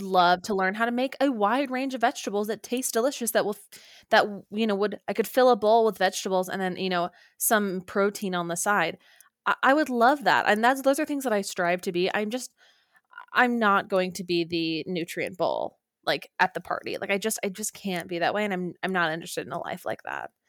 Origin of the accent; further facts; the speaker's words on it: Orem, Utah, United States; moved away; home to Orem, Utah